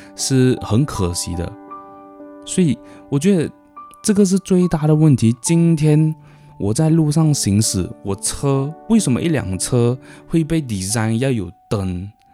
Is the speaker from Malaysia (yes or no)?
yes; Malaysia; 我们，呃，马来西亚公民